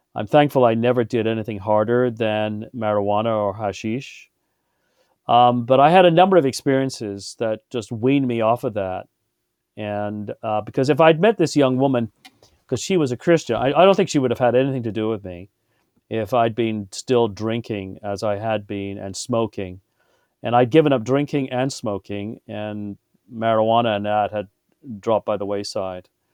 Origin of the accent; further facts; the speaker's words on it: Birmingham, West Midlands, United Kingdom; I was born in England and, uh, in Birmingham